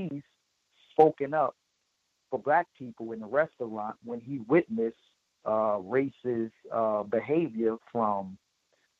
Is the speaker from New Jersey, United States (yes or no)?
yes; Newark, New Jersey, United States; I'm from Newark, New Jersey